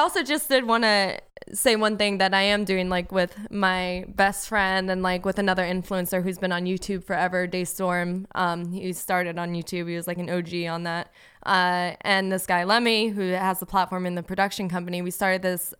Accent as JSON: {"language": "English", "town": "West Palm Beach", "region": "Florida", "country": "United States", "lives_now": "Los Angeles, United States", "said": "He's, you know, we're both from West Palm Beach. We both went to Florida State. We both moved to LA for acting, and we both have the same birthday."}